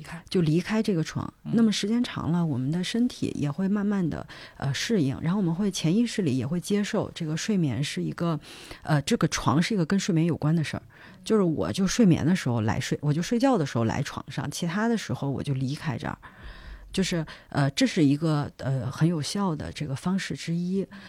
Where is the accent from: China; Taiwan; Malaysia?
China; moved away as an adult; also born or lived in United States